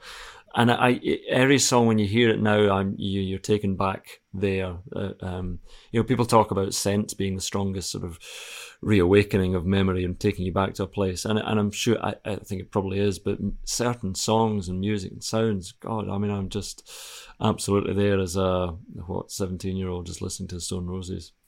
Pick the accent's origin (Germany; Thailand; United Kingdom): United Kingdom; Scotland; I'm Scottish